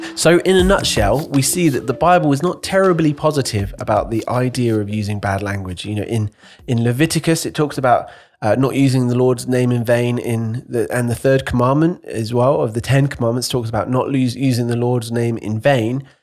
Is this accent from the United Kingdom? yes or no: yes; United Kingdom; as a Brit